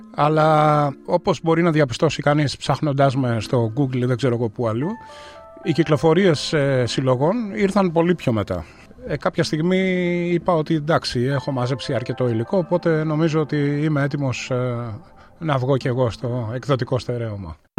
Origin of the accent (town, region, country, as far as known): Athens, Attica, Greece; born or raised there; moved away as an adult; now in Melbourne, Australia